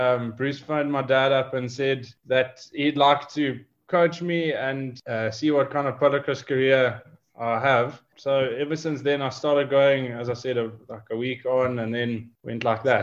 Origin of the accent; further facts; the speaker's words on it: South Africa; I was born in South Africa and I've grown up here. I've been here my whole life.